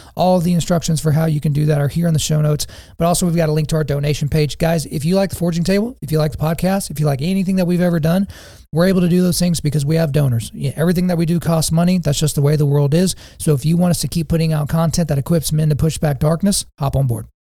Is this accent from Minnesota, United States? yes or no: no; Lawton, Oklahoma, United States; my hometown of Lawton, Oklahoma